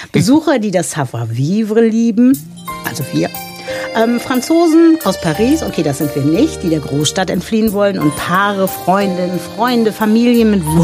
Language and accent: German; Ruhr area, North Rhine-Westphalia, Germany; Also ich komme ja aus dem Ruhrgebiet